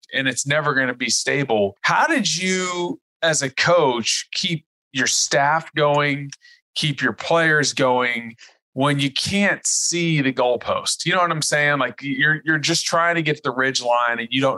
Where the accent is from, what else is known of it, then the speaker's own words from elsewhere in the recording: Texas, United States; I live in Texas. I'm a Texan